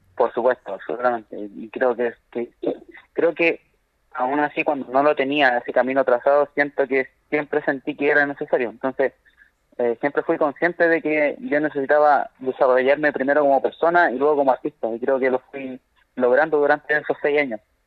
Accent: Chile; como chilenos nos falta eh, querer mucho nuestra identidad

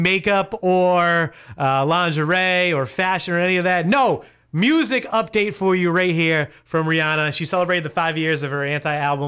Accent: Worcester, Massachusetts, United States; I grew up in Worcester

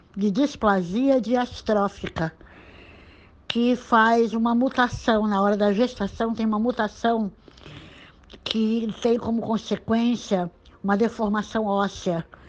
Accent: Santos, São Paulo, Brazil; nasci em Santos em 1956

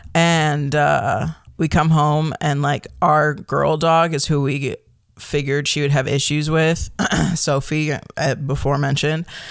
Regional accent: Chicago, Illinois, United States; moved away as an adult; also born or lived in Michigan / Kalamazoo / Appleton; now in Oregon, United States; I grew up in the Chicagoland area

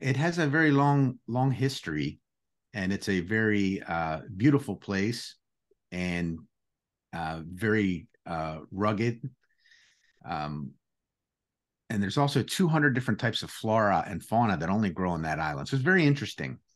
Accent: United States; first language Greek; English is a second language; also born or lived in Greece (ancestry); Our first language was Greek. Uh, we were sent to school. Uh, it was a different era back then.

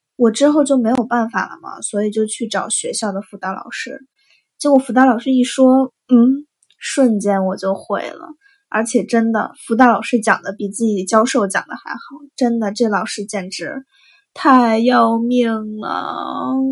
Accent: China; moved away; 我是中国的

